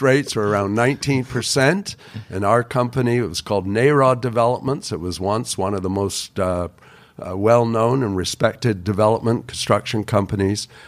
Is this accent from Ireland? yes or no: no; Toronto, Ontario, Canada; moved away; also born or lived in Vancouver; I grew up on Bathurst Street in Toronto